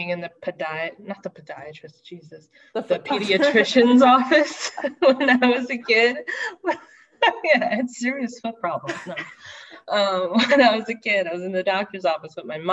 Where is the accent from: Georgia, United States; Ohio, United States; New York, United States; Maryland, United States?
New York, United States; Long Island; I grew up on Long Island, New York, and I grew up on the South Shore